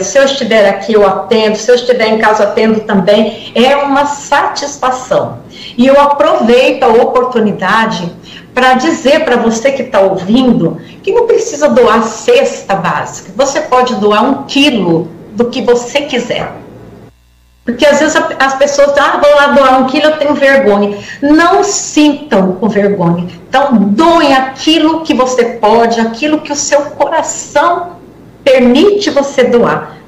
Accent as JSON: {"language": "Portuguese", "town": "Guarujá", "region": "São Paulo", "country": "Brazil", "said": "eu sou do Guarujá"}